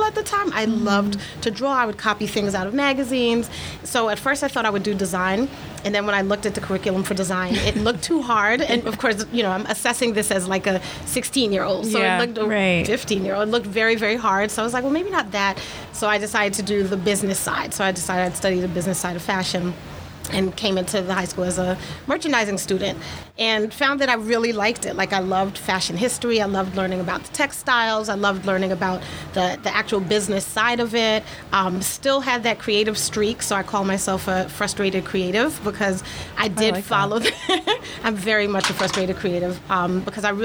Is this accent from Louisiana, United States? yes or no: no; New York City, New York, United States; growing up in New York City